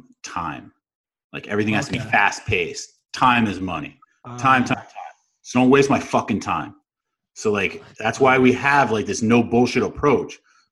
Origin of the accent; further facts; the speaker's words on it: New York, United States; But yeah, man, growing up in New York was wild.